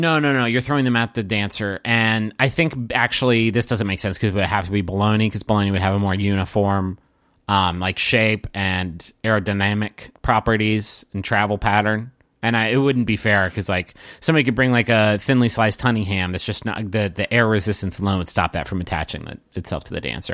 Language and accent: English; Huntington, West Virginia, United States; now in Austin, United States; we grew up in Huntington and moved in different directions throughout the country